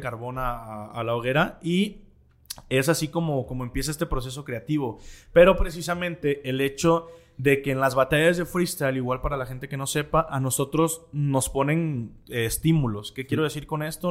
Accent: Guadalajara, Jalisco, Mexico; en el barrio donde crecí, que aquí en Guadalajara se llama el barrio de la Expenal

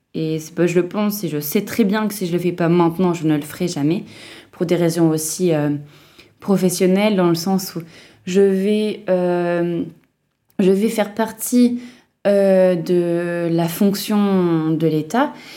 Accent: Lille, Hauts-de-France, France; moved away as an adult; de là d'où je viens, donc Lille

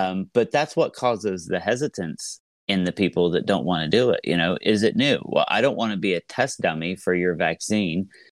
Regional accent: Southeast Ohio, United States; I am from Southeast Ohio, uh, uh, which is a very rural area

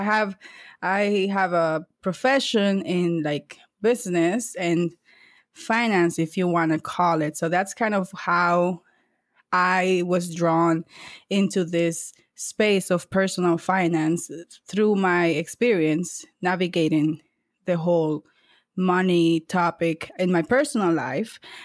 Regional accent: San Cristóbal, Dominican Republic; moved away as an adult; now in United States; I was born in San Cristobal, eh, Dominican Republic, and I moved to the U S when I was eighteen years old, so right after high school.

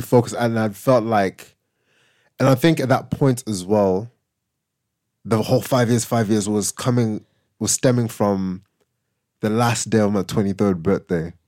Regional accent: Zimbabwe; moved away; growing up in Zim and my parents leaving to move here

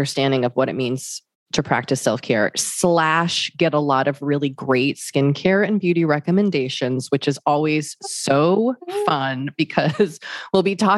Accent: Boston, Massachusetts, United States; also born or lived in New York City; now in Los Angeles, United States; We're both from Boston, lived in New York City, and now live

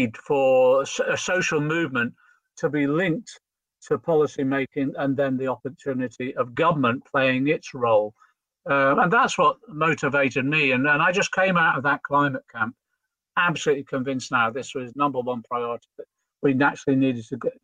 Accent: Liverpool, North West England, United Kingdom; I'm a Scouser

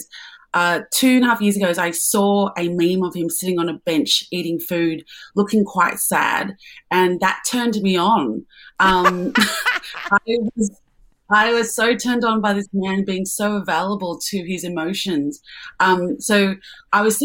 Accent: Melbourne, Victoria, Australia; I'm from Melbourne.

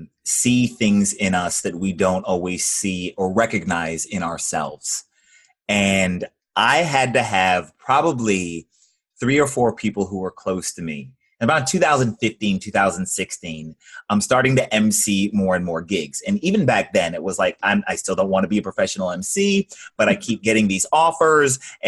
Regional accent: Georgia, United States; Just north of Atlanta, Georgia.

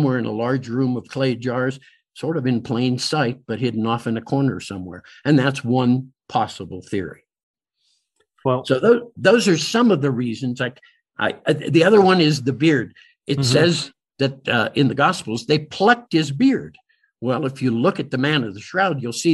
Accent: Pittsburgh, Pennsylvania, United States; moved away; Pittsburgh, my hometown

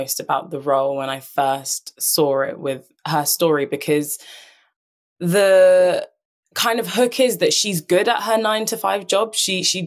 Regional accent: London, United Kingdom; I was born and raised in London.

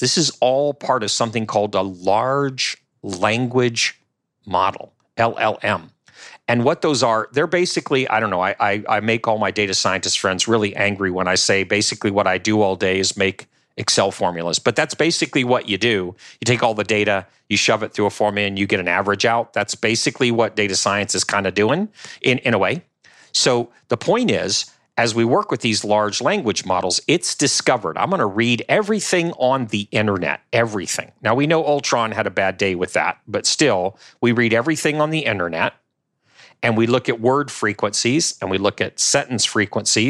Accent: New Orleans, Louisiana, United States; Patrick and I both from the New Orleans area, right? We're from Louisiana

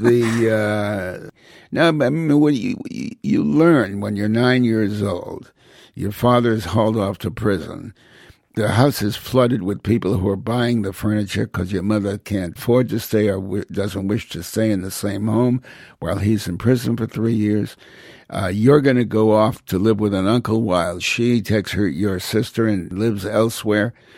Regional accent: Hartford, Connecticut, United States; also born or lived in New Haven; I was born in New Haven, raised largely in Hartford

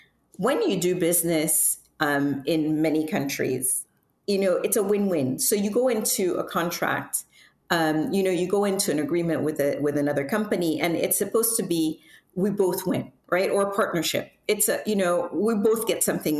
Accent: Cameroon; moved away as an adult; also born or lived in United States; I was born and raised in Cameroon

